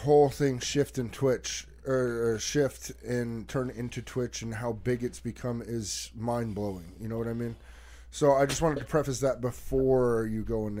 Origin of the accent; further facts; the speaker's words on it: New Jersey, United States; Growing up in America